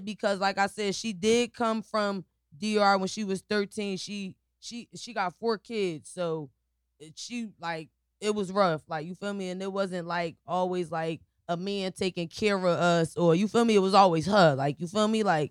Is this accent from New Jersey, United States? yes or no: yes; Newark, New Jersey, United States; I was raised in Newark